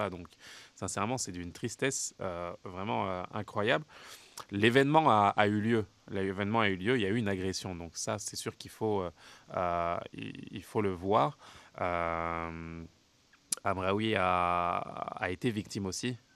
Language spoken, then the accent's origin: French; Canada; ça peut paraître compliqué en tant que euh, en tant que canadienne